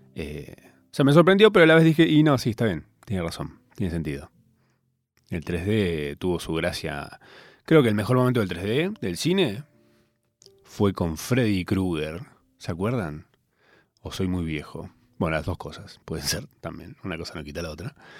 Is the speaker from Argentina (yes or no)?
yes; Argentina; Yo soy argentino